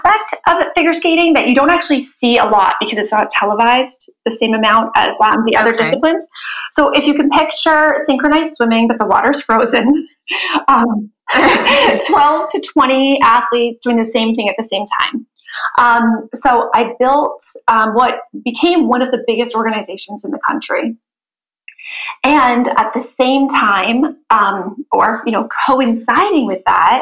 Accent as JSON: {"language": "English", "country": "Canada", "tie": "born or raised there", "also_born_or_lived": "New Jersey", "moved": "as an adult", "said": "I grew up in Canada as a figure skater."}